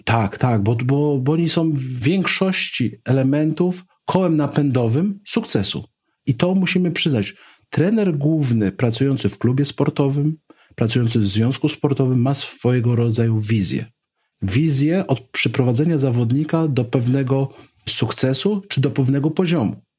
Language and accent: Polish; Poland; skąd pochodzę jako Polak